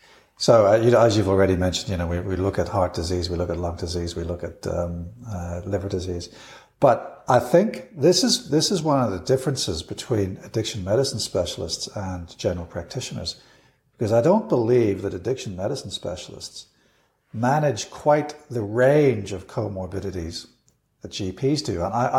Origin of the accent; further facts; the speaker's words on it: United Kingdom; now in Australia; And certainly when I came from the United Kingdom to Australia, I was very impressed with the standard of general practice.